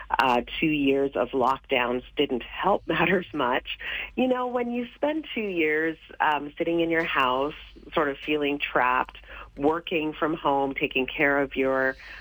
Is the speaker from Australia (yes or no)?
no; Canada; the Canada that I grew up